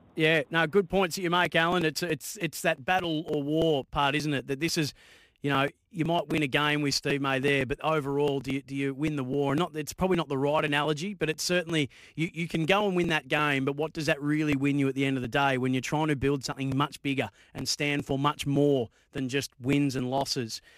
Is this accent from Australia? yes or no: yes; Bendigo, Victoria, Australia; when I was a kid from Bendigo